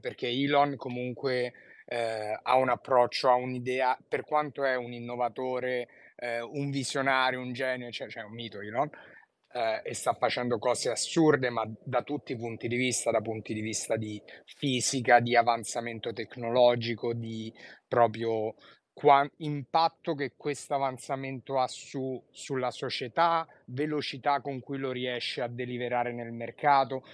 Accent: Rome, Lazio, Italy; da romano

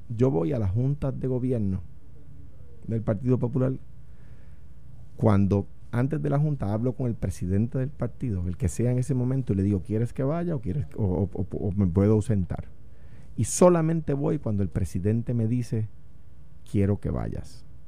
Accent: Puerto Rico; soy puertorriqueño. Lo único que soy por encima de popular es puertorriqueño

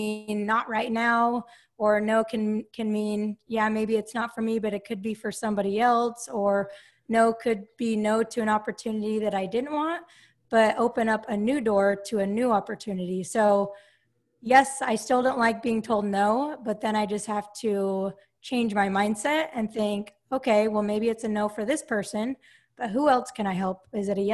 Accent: Salt Lake City, Utah, United States; moved away as an adult; now in Sacramento, United States; I grew up in Salt Lake City, Utah, and I currently live in Sacramento, California

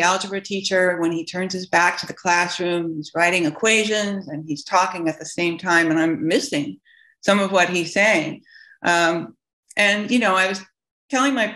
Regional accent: Tucson, Arizona, United States; I grew up in Tucson

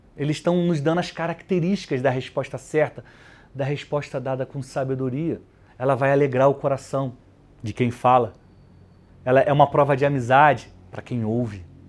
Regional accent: Rio de Janeiro, Brazil; now in São Paulo, Brazil; no Rio de Janeiro, onde eu cresci

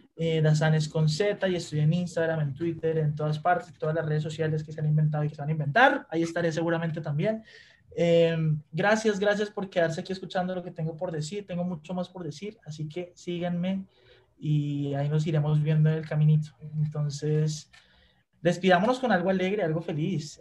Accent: Colombia; moved away as an adult; now in Mexico; vengo de Colombia

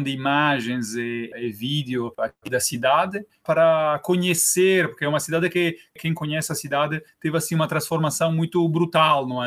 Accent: Rome, Lazio, Italy; Portuguese is a second language; moved away as an adult; now in Torres, Brazil; Eu, eu sou italiano, não é? Eu uh, nasci na Itália, em Roma

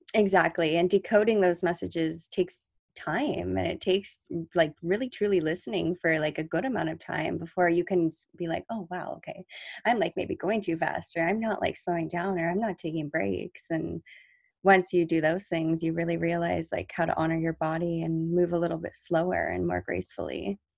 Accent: near La Jolla, California, United States; really close to my hometown

